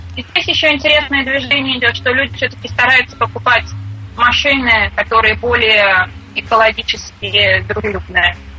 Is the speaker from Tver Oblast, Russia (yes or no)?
yes; Tver, Tver Oblast, Russia; moved away as an adult; now in Bar Harbor, United States; Сама я из Твери, недалеко от Москвы